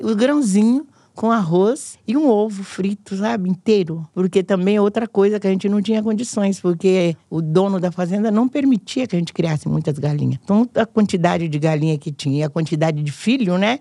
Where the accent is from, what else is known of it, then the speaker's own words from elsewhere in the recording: Minas Gerais, Brazil; now in São Paulo, Brazil; Quando eu vim de Minas